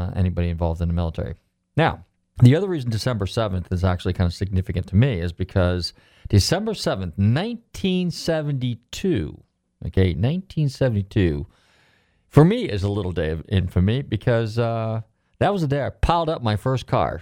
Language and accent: English; California, United States; moved away; when I grew up in California